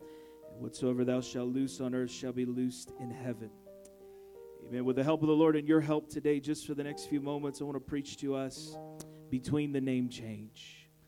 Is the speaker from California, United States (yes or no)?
yes; San Francisco Bay Area, California, United States; moved away; I come from the Bay Area, the San Francisco Bay Area.